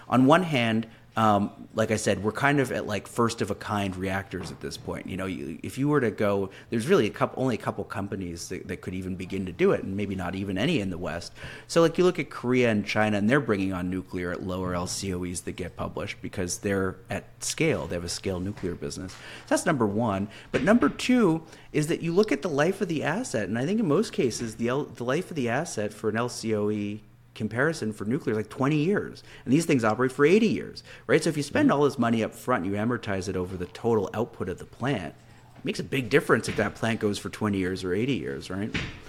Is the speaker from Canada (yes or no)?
yes; Canada; I'm Canadian, so I'm a bit of an outsider